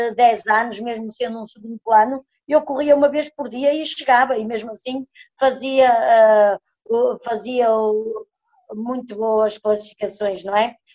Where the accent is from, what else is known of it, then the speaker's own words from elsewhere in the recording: village near Viana do Castelo, Norte, Portugal; daqui da minha aldeia até Viana